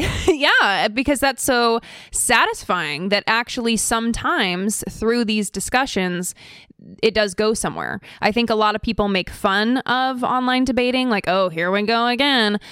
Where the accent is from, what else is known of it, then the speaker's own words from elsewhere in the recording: Idaho, United States; also born or lived in California; I'm actually originally from California. My family moved to Idaho to be closer to Aryan nations